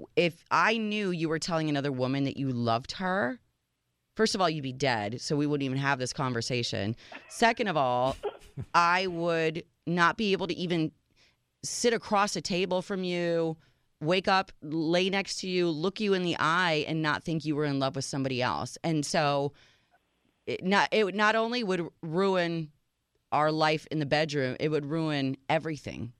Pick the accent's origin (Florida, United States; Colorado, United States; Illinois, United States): Illinois, United States; Chicago; moved away; my hometown, Chicago